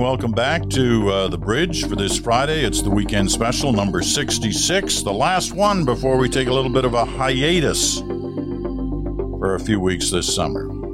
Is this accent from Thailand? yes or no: no; Canada; We all love being Canadian